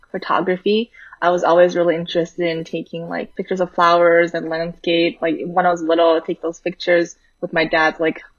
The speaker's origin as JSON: {"language": "English", "town": "Vancouver", "region": "British Columbia", "country": "Canada", "tie": "born or raised there", "moved": "as an adult", "lives_now": "New York City, United States", "said": "I'm currently in New York City, but I grew up in Vancouver, where I went to a pretty STEM focused high school."}